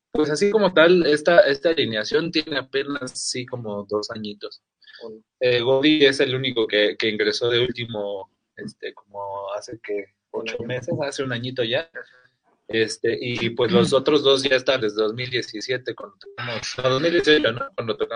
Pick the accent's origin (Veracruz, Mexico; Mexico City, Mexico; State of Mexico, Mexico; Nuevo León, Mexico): Mexico City, Mexico; la mayoría de somos de la Ciudad de México originarios.